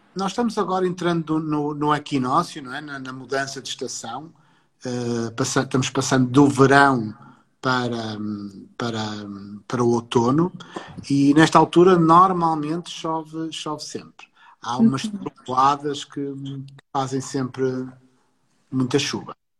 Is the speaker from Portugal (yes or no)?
yes; Porto, Norte, Portugal; Eu não sou, eu não sou nem sequer sou do Alentejo, sou do Porto.